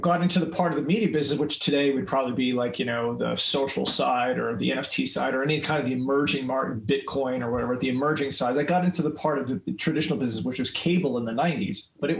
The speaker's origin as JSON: {"language": "English", "country": "Philippines", "tie": "born or raised there", "also_born_or_lived": "Micronesia", "said": "And then I was raised in the Philippines after that."}